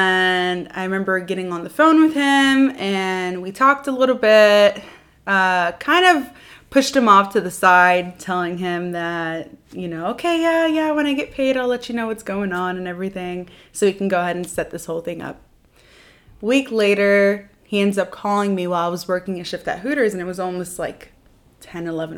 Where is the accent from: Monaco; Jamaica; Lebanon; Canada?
Lebanon; moved away; also born or lived in Virginia, United States; So I was born in the United States, Virginia. And I was there for about a year before I went down to Lebanon with my family.